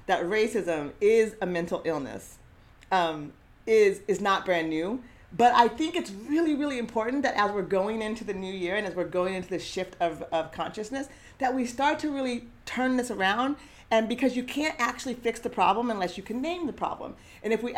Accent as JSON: {"language": "English", "town": "Eugene", "region": "Oregon", "country": "United States", "tie": "born or raised there", "said": "growing up in Eugene as a Black girl and now woman"}